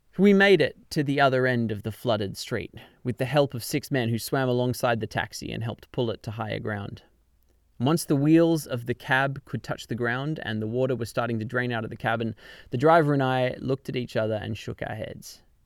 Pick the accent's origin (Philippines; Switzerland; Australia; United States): Australia; Canberra, Australian Capital Territory; moved away as an adult; now in London, United Kingdom; My hometown of Canberra in Australia